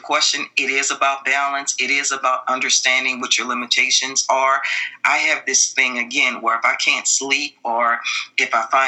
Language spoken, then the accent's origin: English; New Orleans, Louisiana, United States; I'm from Louisiana. I come from New Orleans